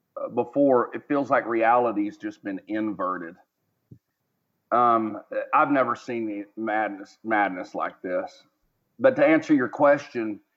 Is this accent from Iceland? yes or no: no; Texas, United States; moved away as an adult; also born or lived in Philippines; where I grew up in the United States, especially Texas, the South, the Deep South or the Dirty South